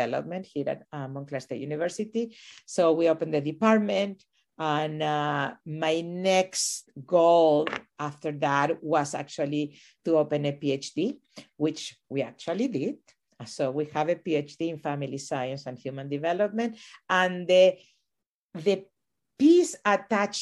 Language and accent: English; Venezuela; also born or lived in Chile / New Mexico / New Jersey; now in United States; I was born in Chile and raised in Venezuela.